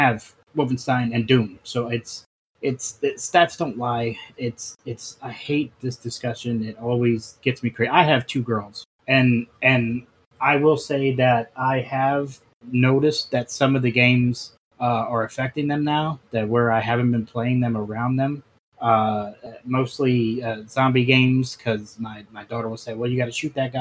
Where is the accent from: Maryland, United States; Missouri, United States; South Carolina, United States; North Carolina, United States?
Maryland, United States; Baltimore; I grew up in Baltimore City